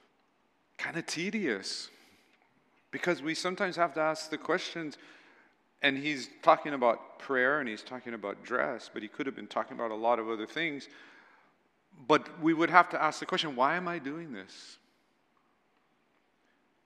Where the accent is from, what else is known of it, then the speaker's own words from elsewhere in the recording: United States; I'm an American